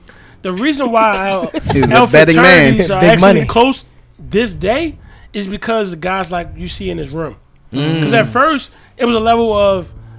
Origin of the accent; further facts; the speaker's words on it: Baltimore, Maryland, United States; I come from Baltimore.